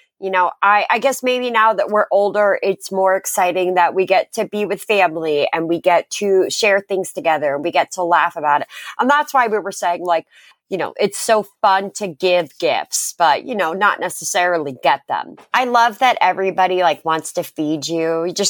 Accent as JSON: {"language": "English", "region": "Connecticut", "country": "United States", "tie": "born or raised there", "said": "And the town that we grew up in Connecticut, is like the most Christmas place on earth. Like the little downtown cobblestones with the little street lamps."}